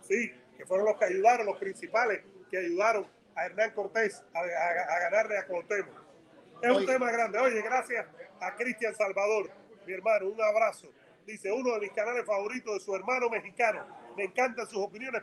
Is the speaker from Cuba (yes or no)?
yes; Cuba; now in United States; Yo soy cubano